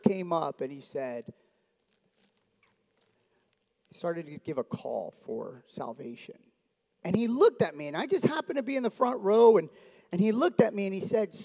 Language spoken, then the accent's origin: English; Miami, Florida, United States; I grew up in South Florida. My dad's Cuban, mom's Dominican. They met in New York like every Cuban and Dominican does. And then they migrate down to Miami. And I grew up there